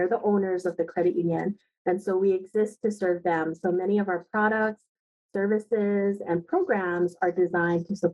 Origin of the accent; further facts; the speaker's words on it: Aiea, Hawaii, United States; I am a product of this beautiful state. I grew up in Aiea. I'm a graduate of Aiea High School.